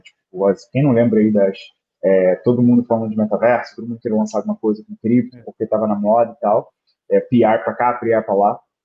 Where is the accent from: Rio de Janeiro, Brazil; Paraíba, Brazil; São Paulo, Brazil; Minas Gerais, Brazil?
Rio de Janeiro, Brazil; eu sou do Rio de Janeiro, né? Hoje em dia eu moro em Botafogo, mas morei quase na vida inteira em Bangu, né, no subúrbio do Rio